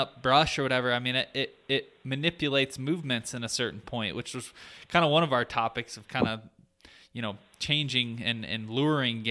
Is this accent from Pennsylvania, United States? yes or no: no; Michigan, United States; I grew up hunting in Michigan